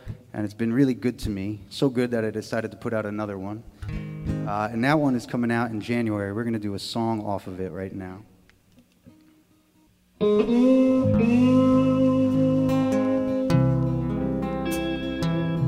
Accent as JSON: {"language": "English", "town": "Philadelphia", "region": "Pennsylvania", "country": "United States", "said": "I'm from Philadelphia"}